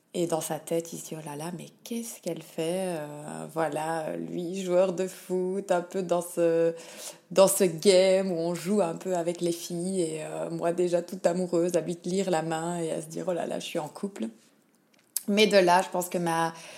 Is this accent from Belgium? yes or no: yes; Liège, Wallonia, Belgium; now in Melbourne, Australia; je suis belge de Liège et je vis en Australie, à Melbourne